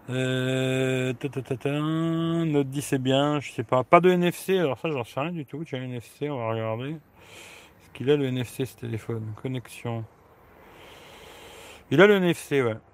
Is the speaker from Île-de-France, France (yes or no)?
no; Grand Est, France; now in Italy; Ouais, je suis de Lorraine, mais là, je suis en Italie.